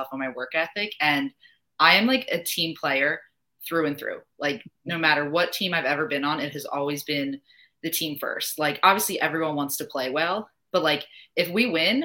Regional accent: New Jersey, United States; moved away as an adult; also born or lived in Virginia / Boston / Utah / Kansas; now in North Carolina, United States; I'm obviously from New Jersey

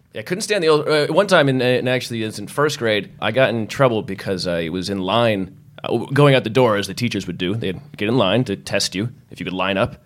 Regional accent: Massachusetts, United States; I grew up in Massachusetts

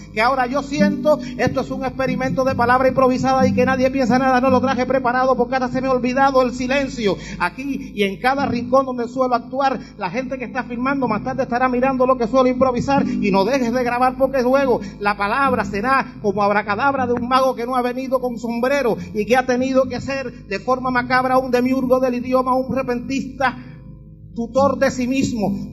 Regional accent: Havana, Cuba; vengo desde La Habana

